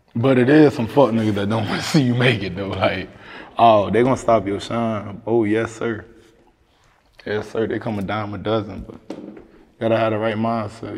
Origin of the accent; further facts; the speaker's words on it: Miami, Florida, United States; I'm from Liberty City. I'm from Dade County